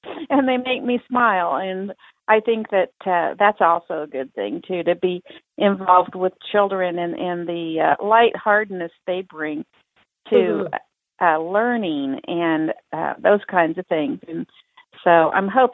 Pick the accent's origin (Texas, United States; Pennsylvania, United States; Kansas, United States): Kansas, United States; Topeka; my hometown in Topeka, Kansas